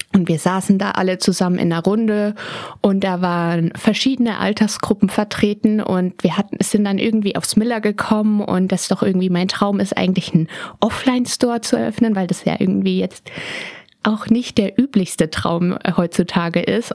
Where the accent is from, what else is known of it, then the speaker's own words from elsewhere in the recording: Berlin, Germany; ich bin in Berlin geboren am 19.12.